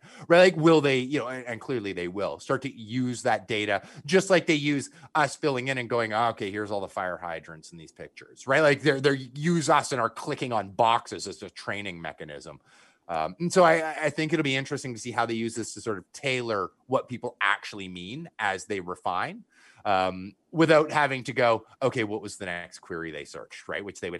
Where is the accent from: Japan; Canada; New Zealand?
Canada; I'm from Canada.